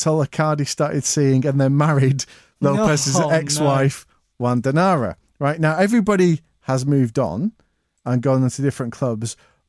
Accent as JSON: {"language": "English", "town": "Manchester", "region": "North West England", "country": "United Kingdom", "tie": "born or raised there", "said": "Even growing up in Manchester, it was because of Niall, because of my family being Irish."}